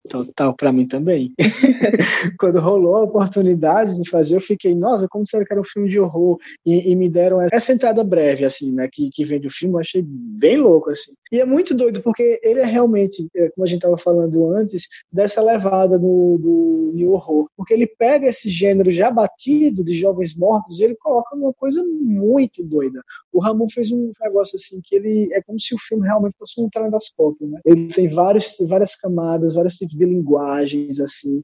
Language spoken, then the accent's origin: Portuguese; São José do Egito, Pernambuco, Brazil; moved away; also born or lived in Recife; Eu vim de, do interior de Pernambuco, de uma cidade chamada São José do Egito